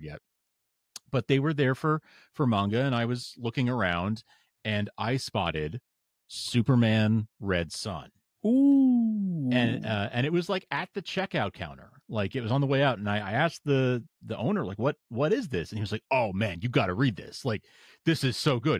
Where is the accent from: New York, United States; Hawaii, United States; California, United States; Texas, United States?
New York, United States; moved away as an adult; now in Boston, United States; I moved uh from from New York where I'd been living my whole life and where I grew up I moved up to to Boston